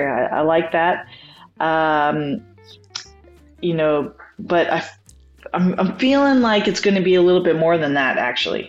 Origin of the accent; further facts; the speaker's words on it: Vermilion, Alberta, Canada; also born or lived in Girona, Spain; now in Abbotsford, Canada; As a Canadian, growing up as a kid